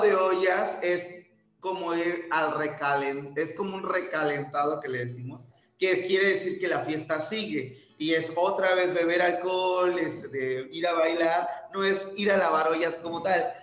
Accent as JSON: {"language": "Spanish", "town": "Tehuantepec", "region": "Oaxaca", "country": "Mexico", "said": "la idiosincrasia de mi pueblo si vivo allá afuera"}